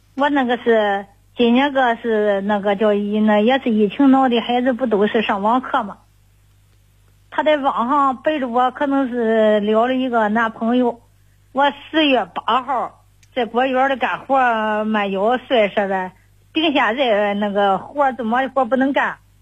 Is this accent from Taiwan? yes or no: no; Cangzhou, Hebei, China; 是沧，沧州南僻的